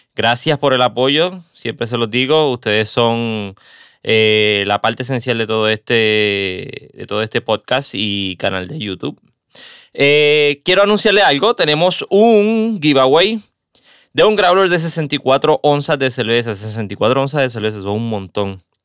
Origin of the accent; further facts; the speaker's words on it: Caguas, Puerto Rico; also born or lived in San Juan; Mi ciudad de, toda la vida, en Cagua